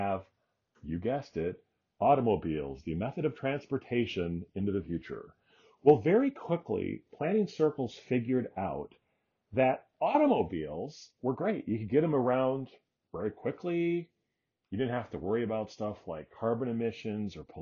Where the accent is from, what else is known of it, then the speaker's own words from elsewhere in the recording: Iowa City, Iowa, United States; my hometown of Iowa City, Iowa